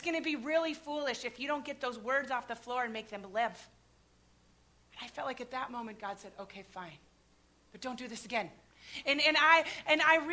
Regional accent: Midwest, United States; I grew up in the Midwest.

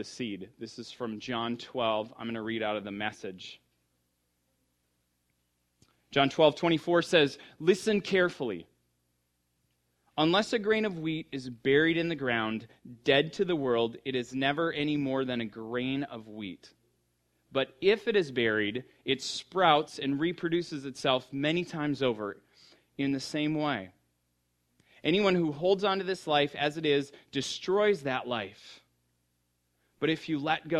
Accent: United States; moved away; I grew up in the Red River Valley, which is the richest, darkest topsoil in the world

